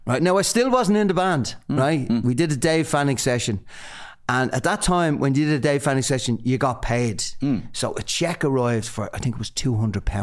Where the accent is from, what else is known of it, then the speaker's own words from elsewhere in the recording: Dublin, Leinster, Ireland; I was from Ballymun.